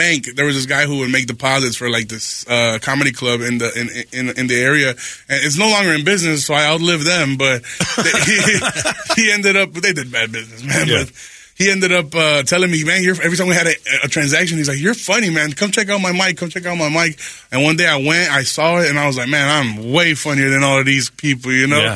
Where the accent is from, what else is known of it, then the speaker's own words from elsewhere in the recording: Chicago, Illinois, United States; I'm from Chicago